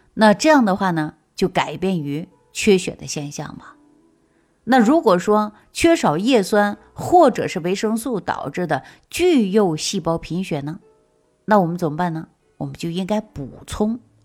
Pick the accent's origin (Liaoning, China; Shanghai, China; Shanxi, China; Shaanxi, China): Shaanxi, China; 我们陕西人